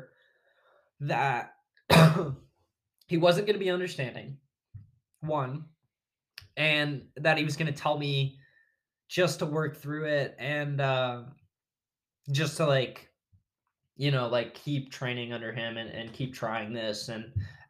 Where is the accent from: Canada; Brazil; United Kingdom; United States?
United States; Las Vegas, Nevada; moved away; Las Vegas, my hometown